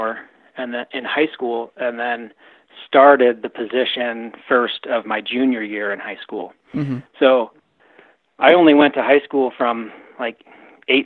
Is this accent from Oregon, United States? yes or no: yes; just outside of Portland, Oregon, United States; I grew up just outside of Portland, Oregon, about 20 miles southwest.